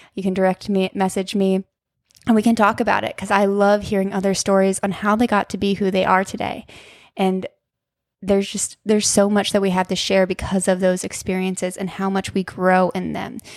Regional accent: Ohio, United States; moved away as an adult; also born or lived in Moab, Utah; I grew up in Ohio, but I learned to live in Utah

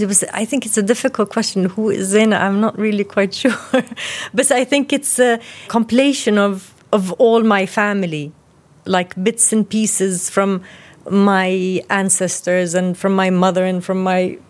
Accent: Jordan; we grew up in Jordan with my mother's side

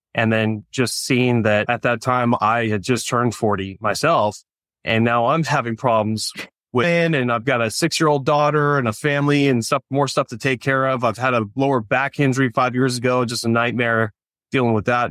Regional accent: California, United States; also born or lived in Orange County, California / Huntington Beach, California; But I grew up in California, ended up in, uh, Orange County, California

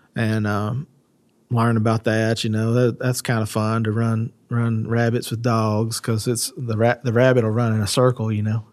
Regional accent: United States; growing up in West Garrett

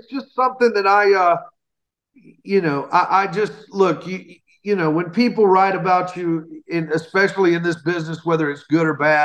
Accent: Alabama, United States; born or raised there

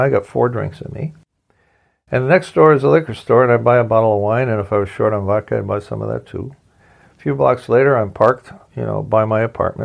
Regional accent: Ontario, Canada; moved away; I'm from Ontario, and in Ontario, Canada, where my brother and my mom live

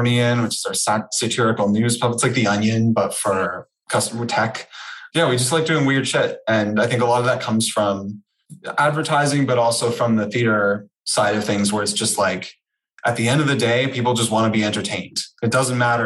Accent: Canada; moved away as an adult; also born or lived in Toronto; now in New York, United States; I'm Canadian. So hopefully I've trained myself out of the oots and a boots in the podcast realm. So Canadian, I moved to New York from Toronto last May

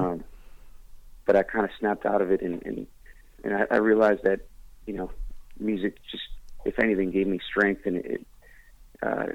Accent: Boston, Massachusetts, United States; moved away; I'm back here in Boston right now. I flew in yesterday to play my homecoming show

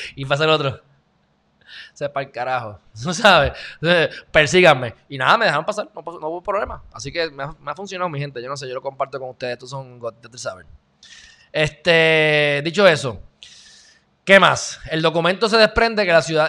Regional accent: Puerto Rico; soy puertorriqueño

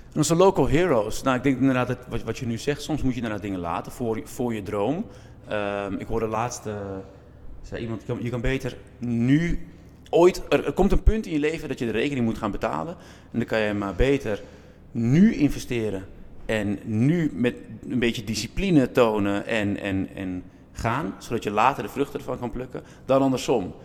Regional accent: Zaanstad, North Holland, Netherlands; ik ben in Kogenzaan en in de Westerwatering opgegroeid. Ik moet eerlijk bekennen dat ik geen geboren zaankanter ben, maar wel een getogen zaankanter.

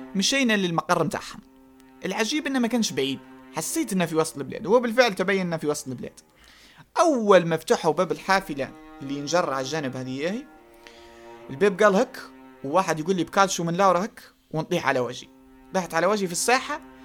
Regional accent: Eastern Libya, Cyrenaica, Libya; على كوني شرقاوي وعلى كوني جاي من تلك المنطقة الجغرافية

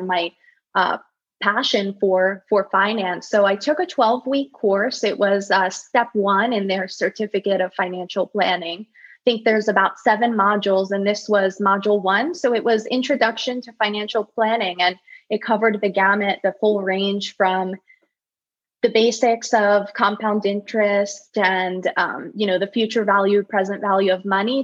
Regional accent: United States; growing up in the States

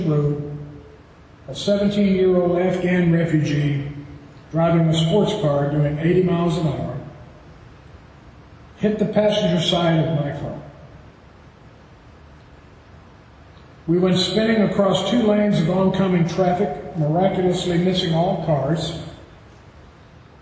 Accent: Tennessee, United States; if you can't tell from my accent, I'm from Tennessee

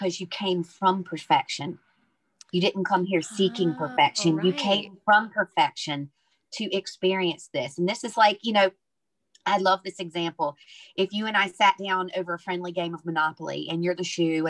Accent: the South, United States; now in Ireland; I'm from the South. I'm a Southern Baptist minister's daughter.

